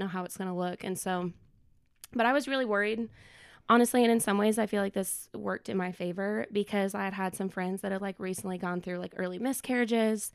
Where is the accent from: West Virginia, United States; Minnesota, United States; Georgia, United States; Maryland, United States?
Minnesota, United States; moved away as an adult; now in Knoxville, United States; I was born and raised in Minnesota